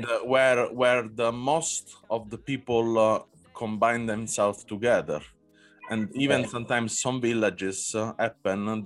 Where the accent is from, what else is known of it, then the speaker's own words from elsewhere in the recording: Naples, Campania, Italy; I come from Naples